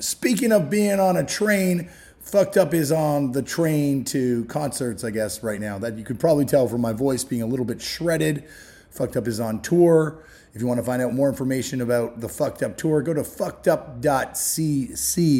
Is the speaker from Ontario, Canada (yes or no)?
yes; Toronto, Ontario, Canada; growing up in Toronto